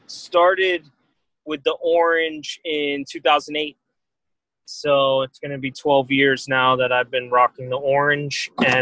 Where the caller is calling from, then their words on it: Miami, Florida, United States; I'm live from Miami, Florida. I'm actually in the West Miami neighborhood of Miami, Florida right now, but yeah, I'm in the 305, the Rock Bottom.